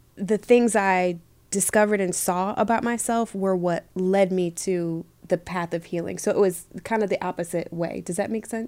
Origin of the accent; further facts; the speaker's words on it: Michigan, United States; moved away as an adult; also born or lived in Los Angeles; growing up in Michigan was cool